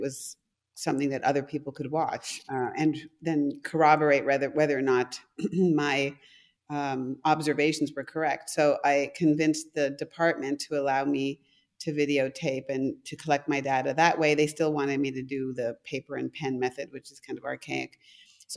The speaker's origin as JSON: {"language": "English", "country": "Canada", "also_born_or_lived": "London, Ontario / Calgary, Alberta", "first_language": "German", "second_language": "English", "said": "I'm from Canada."}